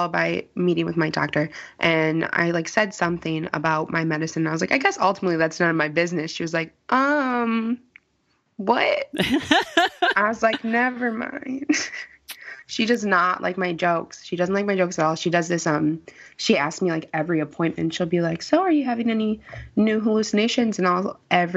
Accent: Chicago, Illinois, United States; I'm from the South Side of Chicago

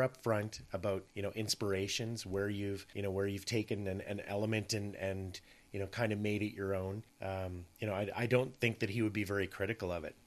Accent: Scotland, United Kingdom; being Scottish

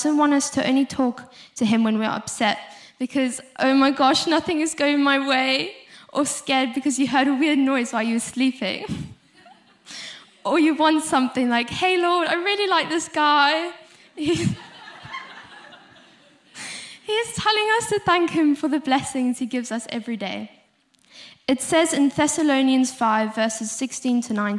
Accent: South Africa; accent: South African; moved away; If you couldn't hear from my accent, I'm South African.

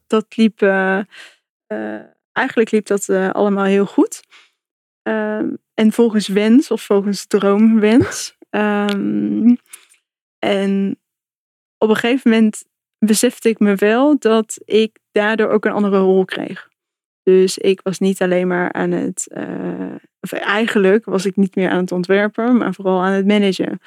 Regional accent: North Brabant, Netherlands; moved away as an adult; also born or lived in England / Germany / Amsterdam; ik kom uit Brabant

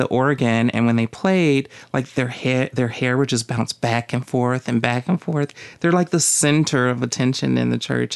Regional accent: the South, United States; moved away; growing up in the South

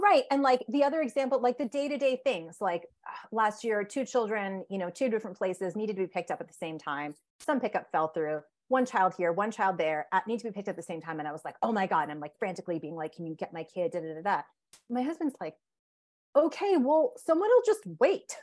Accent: Connecticut, United States; I grew up in Connecticut. My parents are immigrants from India

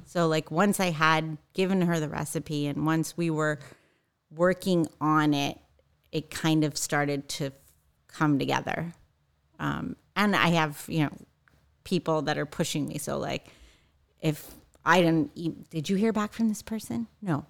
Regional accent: East Coast, United States; moved away as an adult; also born or lived in New York / Washington, D.C. / Northern California; now in Orange County, United States; I grew up on the East Coast.

